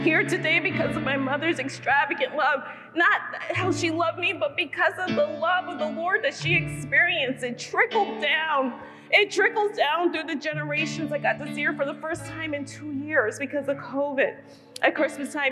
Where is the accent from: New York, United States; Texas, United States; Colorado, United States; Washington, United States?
New York, United States; New York City; moved away; also born or lived in Brooklyn / New England; I was born in Brooklyn and was raised in Queens